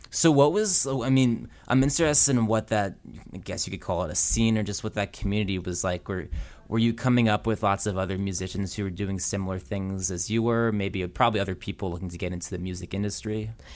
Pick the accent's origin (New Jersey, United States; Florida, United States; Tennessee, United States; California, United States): New Jersey, United States; I'm from New Jersey, too